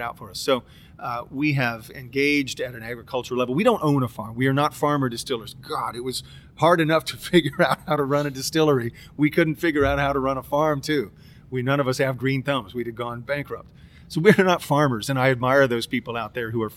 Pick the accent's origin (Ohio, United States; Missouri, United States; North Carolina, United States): Ohio, United States; Cincinnati; here in my hometown